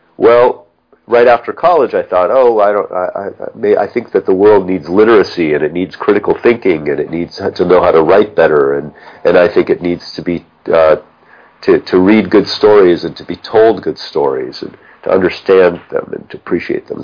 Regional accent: Los Angeles, California, United States; I grew up in Pacific Palisades

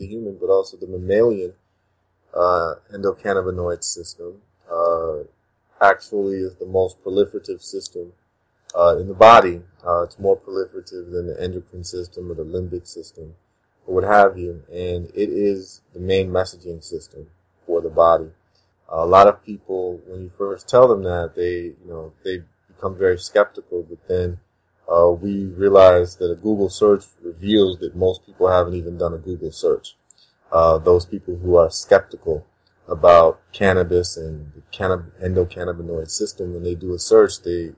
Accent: Chicago, Illinois, United States; moved away as an adult; also born or lived in Ghana; now in St. Thomas, US Virgin Islands; I was born in Ghana, West Africa, and I was raised in Chicago, Illinois

